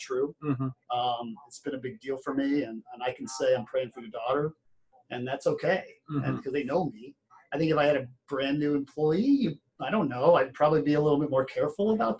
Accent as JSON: {"language": "English", "town": "Ottawa", "region": "Kansas", "country": "United States", "tie": "born or raised there", "also_born_or_lived": "Plains, Kansas", "moved": "yes", "lives_now": "St. Louis, United States", "said": "growing up in Ottawa, but also growing up on the farm in the summers, Plains, Kansas"}